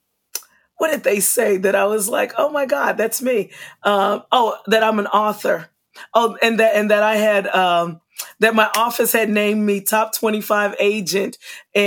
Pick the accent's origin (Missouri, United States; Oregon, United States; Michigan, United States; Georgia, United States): Missouri, United States; Kansas City; moved away as an adult; now in Florida, United States; I'm from Kansas City, Missouri, and coming and living in Florida